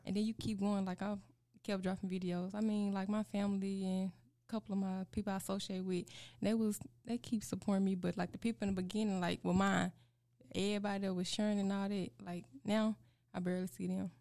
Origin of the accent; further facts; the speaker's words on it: Osceola, Arkansas, United States; accent: country; I'm from Arkansas, a small town named Osceola. I've been there all my life. I still reside there.